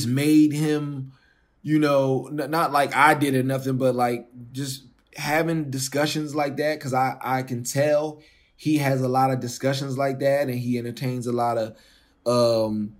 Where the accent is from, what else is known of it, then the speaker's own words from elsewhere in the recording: Philadelphia, Pennsylvania, United States; I'm from Philly